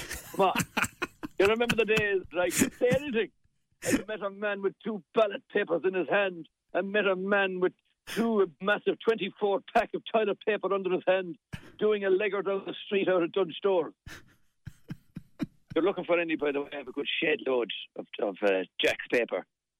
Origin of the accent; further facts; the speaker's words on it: Munster, Ireland; I'll be down in my neighbouring county since I am in from West Clare.